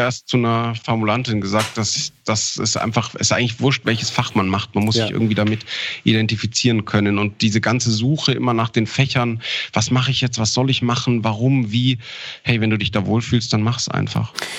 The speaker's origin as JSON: {"language": "German", "area": "Ammersee", "region": "Bavaria", "country": "Germany", "tie": "born or raised there", "also_born_or_lived": "Augsburg / Linz / Garmisch-Partenkirchen", "said": "Tatsächlich bin in Augsburg geboren und am Ammersee aufgewachsen"}